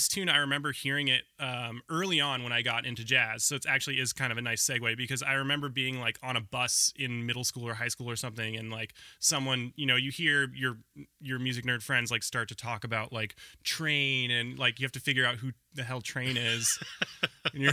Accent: Portland, Oregon, United States; also born or lived in Ohio; I grew up in Portland. So this was in Southwest Portland.

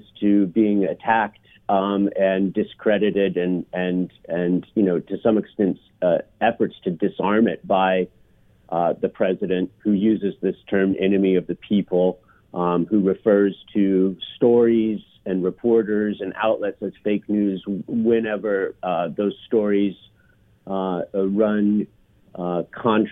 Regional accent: Claremont, California, United States; I grew up in Claremont, which is about an hour outside of Los Angeles

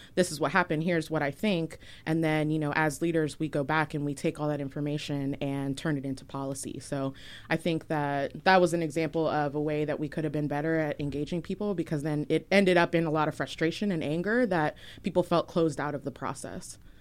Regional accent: Virginia, United States; moved away as an adult; now in Portland, United States; I am originally from Virginia, moved to Portland, uh, back in twenty thirteen

